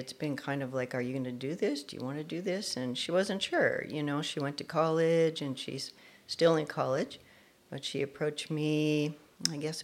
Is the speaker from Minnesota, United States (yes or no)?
yes; Minnesota, United States; now in Long Beach, United States; I'm originally from Minnesota